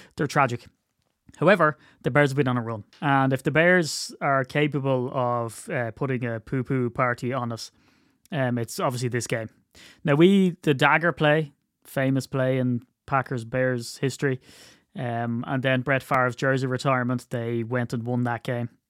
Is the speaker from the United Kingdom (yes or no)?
no; Ireland; I'm Irish